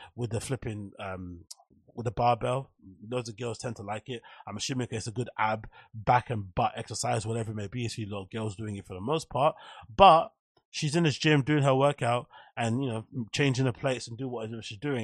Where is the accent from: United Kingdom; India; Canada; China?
United Kingdom; London; growing up in Canning Town Custom House